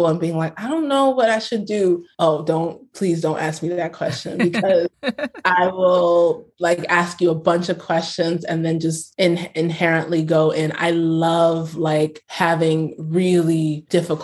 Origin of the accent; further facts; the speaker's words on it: New York, United States; also born or lived in Brooklyn; I'm from America, I'm from New York. I will rep New York until I die. Like, I am a New Yorker through and through.